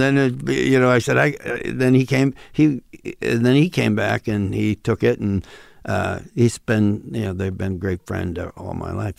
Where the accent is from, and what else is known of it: Western New York, United States; born or raised there; accent: Midwestern thing of Western New York State; moved away as an adult; now in Los Angeles, United States